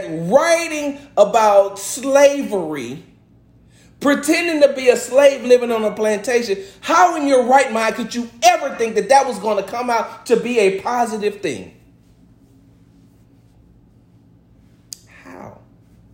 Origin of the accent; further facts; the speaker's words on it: the South, United States; I'm from the South